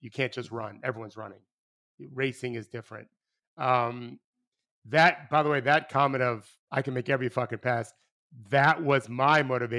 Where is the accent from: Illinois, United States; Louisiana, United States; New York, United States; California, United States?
New York, United States; Brooklyn; accent: Brooklyn; My little Brooklyn accent, forget about it.